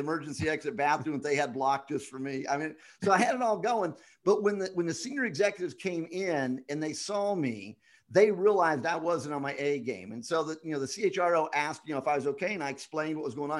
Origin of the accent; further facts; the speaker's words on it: Scotland, United Kingdom; now in Las Vegas, United States; I'm Scottish